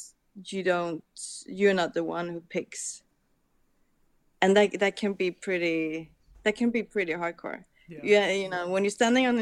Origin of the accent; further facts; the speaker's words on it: Copenhagen, Capital Region of Denmark, Denmark; I'm grown up with my parents showing me all these old Danish, because I'm from Copenhagen